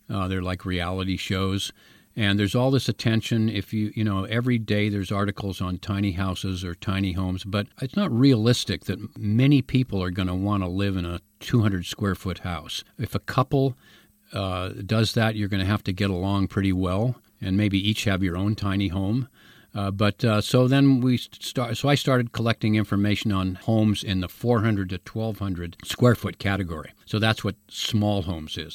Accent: San Francisco, California, United States; also born or lived in Mill Valley; I was born in San Francisco. I went to high school in the Haight Ashbury

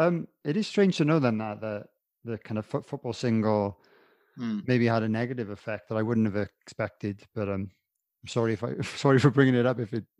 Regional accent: Wales, United Kingdom; being a Welshman

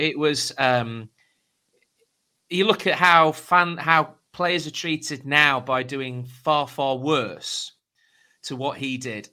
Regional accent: Derbyshire, East Midlands, United Kingdom; I was brought up in Derbyshire

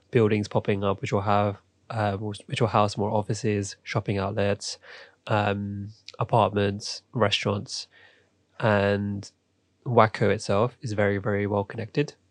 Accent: London, United Kingdom; I'm from London, grew up here, spent most of my life

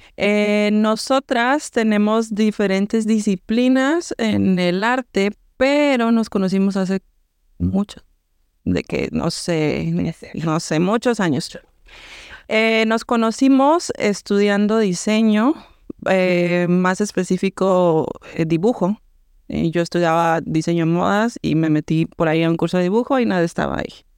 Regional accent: Mexico; moved away as an adult; also born or lived in Cancún, Mexico; now in Montreal, Canada; Nadie y yo somos mexicanas de pues diferentes partes de México, una del sur, otra del centro

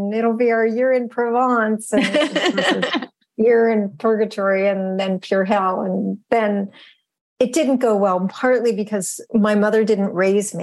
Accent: Western Massachusetts, United States; growing up in Western Massachusetts

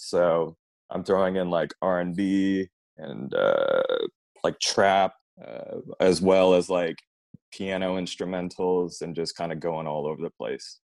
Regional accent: Austin, Texas, United States; I grew up here in Austin, so I've been here all my life

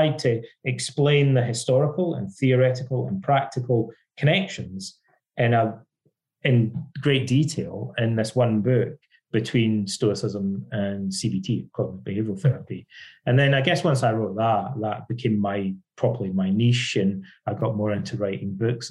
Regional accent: Ayr, Scotland, United Kingdom; moved away as an adult; also born or lived in Irvine, Scotland / London, England; I'm Scottish, and when I was growing up as a kid in Scotland

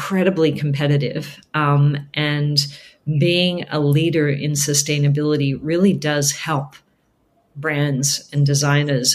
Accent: Australia; moved away; I'm from Australia originally

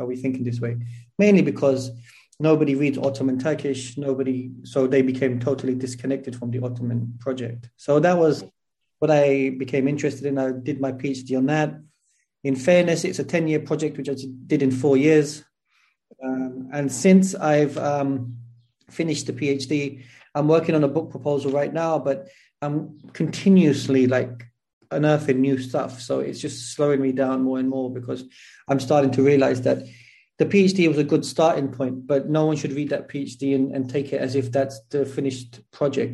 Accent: London, United Kingdom; moved away as an adult; now in Turkey; I was born and raised in Clapham. Well, I went to school in Tooting. So South London, really.

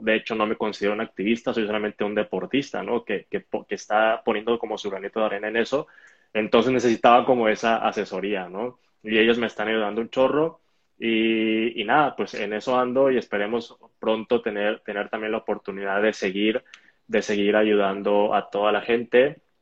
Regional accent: Hermosillo, Sonora, Mexico; also born or lived in Guadalajara; Crecí en Hermosillo, que es donde estoy ahorita

